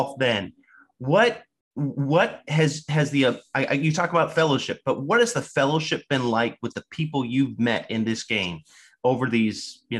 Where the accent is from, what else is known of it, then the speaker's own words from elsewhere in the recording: Sacramento, California, United States; I grew up in Sacramento, California, small town, right?